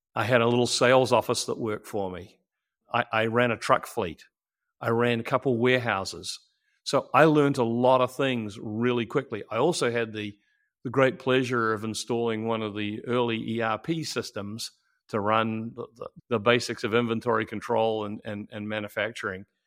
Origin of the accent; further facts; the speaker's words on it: New Zealand; moved away as an adult; I'm a, uh, New Zealander born and raised